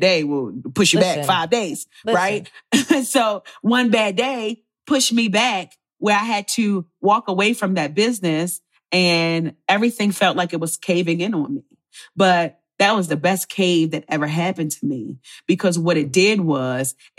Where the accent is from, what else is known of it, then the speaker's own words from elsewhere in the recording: Baltimore, Maryland, United States; So my parents are Jamaican. My mother is Rastafarian. So I grew up in Baltimore, but in a Jamaican household.